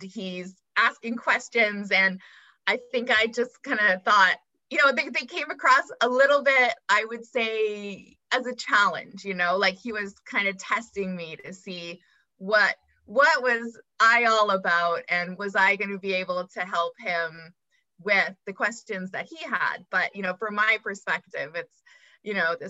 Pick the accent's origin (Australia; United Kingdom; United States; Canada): Canada; Calgary, Alberta; moved away as an adult; now in Vancouver, Canada; I grew up mostly in Calgary